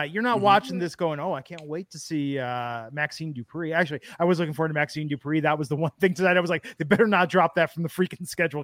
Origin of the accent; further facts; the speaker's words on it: Oakland, California, United States; I grew up near the Oakland Coliseum. I got dragged to baseball games as a kid.